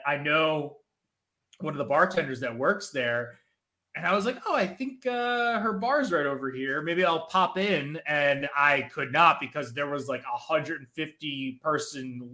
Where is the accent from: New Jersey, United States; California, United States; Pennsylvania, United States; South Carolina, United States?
New Jersey, United States; Menlo Park; moved away as an adult; now in New York City, United States; I'm from Menlo Park. It was when I was still living in Jersey